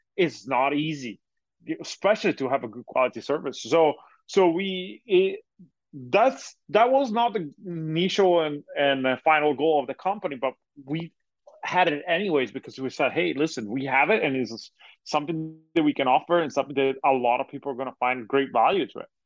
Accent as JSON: {"language": "English", "country": "Italy", "moved": "yes", "lives_now": "United States", "said": "I'm originally from Europe, uh, from Italy, uh, to be more precise"}